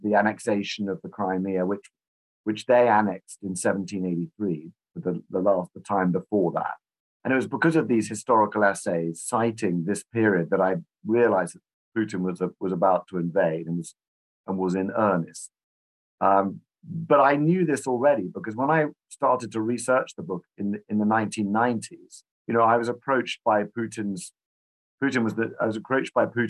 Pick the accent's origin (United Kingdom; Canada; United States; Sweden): United Kingdom; I'm a British historian